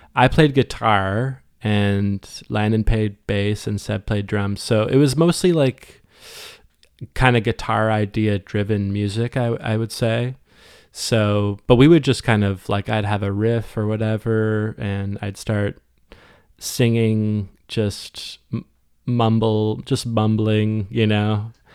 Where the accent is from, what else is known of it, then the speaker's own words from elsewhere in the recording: Westport, Ontario, Canada; moved away as an adult; also born or lived in Cobourg, Ontario / Ottawa / Halifax / Toronto; now in St. John's, Canada; somewhere in the middle of elementary, I moved to Westport, Ontario, uh, which is a small town, like, north of, um, Kingston, about forty-five minutes